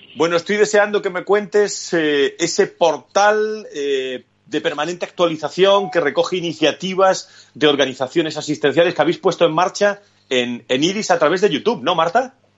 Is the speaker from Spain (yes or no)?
yes; Spain; somos españoles